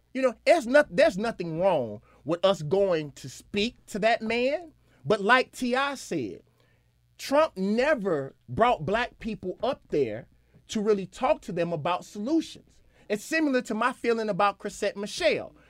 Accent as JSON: {"language": "English", "region": "Mississippi", "country": "United States"}